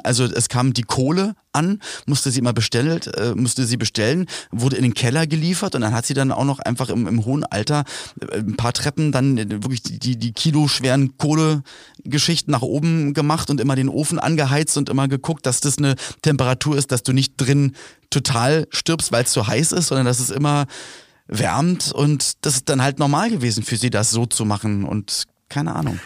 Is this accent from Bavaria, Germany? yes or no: no; Berlin, Germany; bei uns in Berlin-Spandau, wo ich aufgewachsen bin